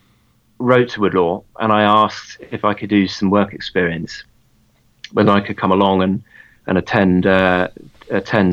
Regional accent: Bury St Edmunds, East of England, United Kingdom; Well, I grew up in Suffolk. I was born in Bury St. Edmunds in Suffolk in 1989.

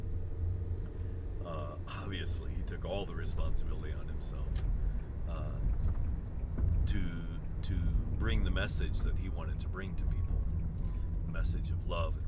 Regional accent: United States; being American, I've seen that happen and I understand it

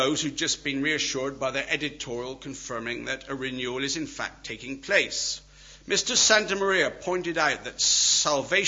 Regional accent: Wales, United Kingdom; I'm Welsh

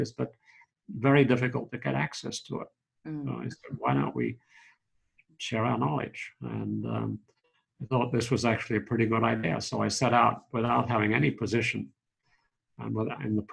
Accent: Sydney, New South Wales, Australia; moved away as an adult; also born or lived in Oxford; now in Washington, D.C., United States; Born in Sydney. I grew up there and I studied psychology and law at Sydney University

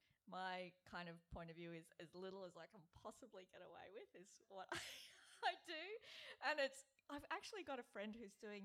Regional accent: Brisbane, Queensland, Australia; moved away; I lived there then, I'm from Brisbane

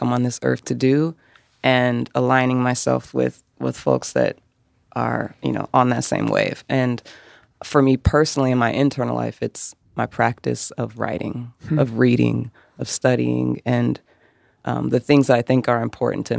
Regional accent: Tacoma, Washington, United States; also born or lived in Spokane, Washington; I'm originally from Tacoma, Washington, near Seattle.

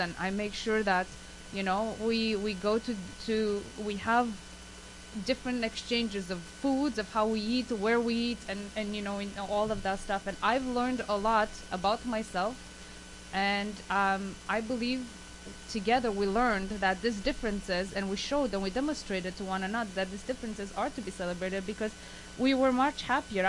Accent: Romania; now in Canada; I came from Romania

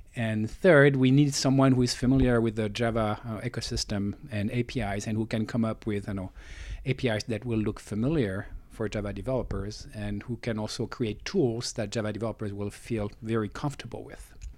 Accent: France; moved away as an adult; now in Silicon Valley, United States; I was born in France, grew up in France, and I moved to Silicon Valley uh, about 20 years ago.

